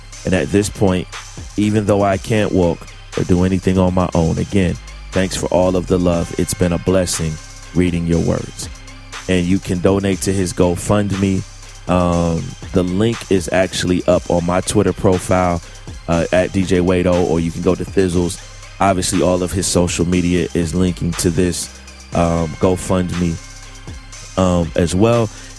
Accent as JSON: {"language": "English", "town": "St. Louis", "region": "Missouri", "country": "United States", "tie": "born or raised there", "said": "I know many of you have been hearing that I was shot Monday night during an attempted robbery in my hometown of St. Louis."}